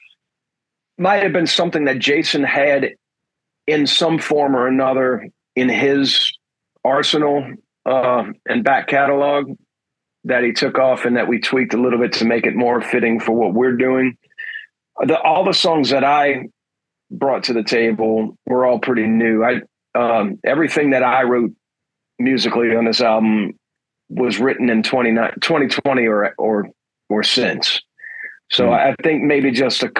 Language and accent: English; New Orleans, Louisiana, United States; I'm born and raised in New Orleans